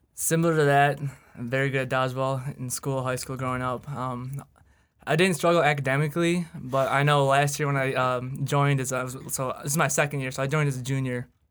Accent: Sterling Heights, Michigan, United States; I am straight down the road from in Sterling Heights, Michigan.

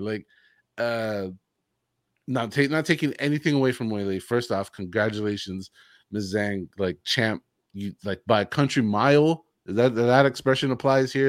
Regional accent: United States; as an American

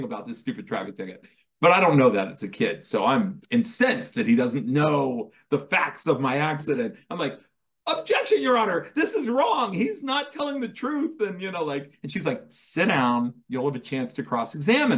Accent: Dayton, Ohio, United States; I was from Dayton, Ohio

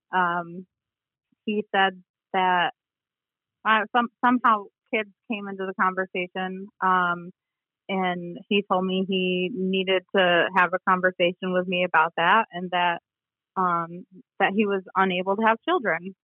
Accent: Sheridan, Michigan, United States; I am originally from kind of the middle of the state um, in a small town called Sheridan

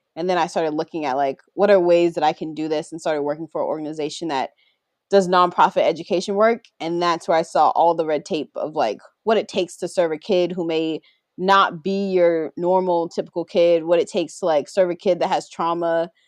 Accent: Baltimore, Maryland, United States; growing up in the South. I can't take off growing up in Baltimore

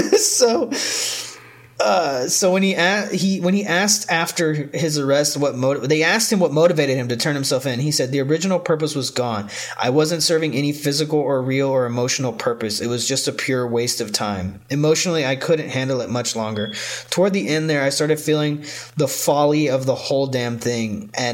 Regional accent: New York, United States; We're in Colorado. I'm from New York. Like, what the fuck do I do?

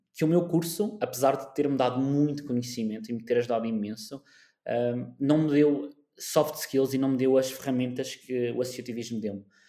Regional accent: Madeira, Portugal; also born or lived in South Africa / Coimbra, Portugal / Lisbon, Portugal; Eu nasci na África do Sul, fun uhum. fact, nasci na África do Sul, vim para a Madeira com 6, 7, ou seja, tecnicamente sou madeirense e sou de coração também

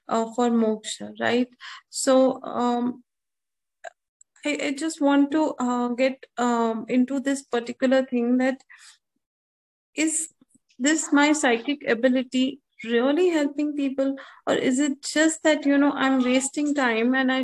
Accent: Bangalore, Karnataka, India; I'm from Bangalore, basically

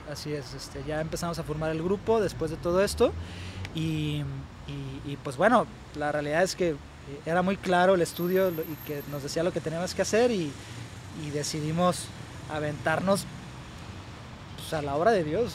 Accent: Guadalajara, Jalisco, Mexico; moved away as an adult; now in Aguascalientes, Mexico; yo soy de aquí de Guadalajara y toda esa experiencia la he tomado aquí en Guadalajara

